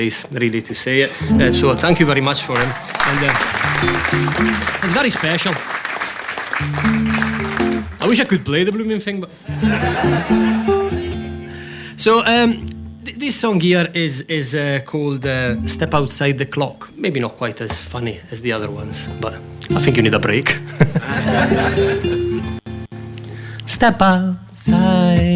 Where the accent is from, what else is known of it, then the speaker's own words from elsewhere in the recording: Rivolta d'Adda, Lombardy, Italy; English is a second language; moved away as an adult; also born or lived in Milan; now in Scotland; I was born in Milan, but my town is a town called Rivolta d'Adda, which is 12 miles out of Milan, and it was a farming town when I was there. I was there until I was about 21, born and brought up there.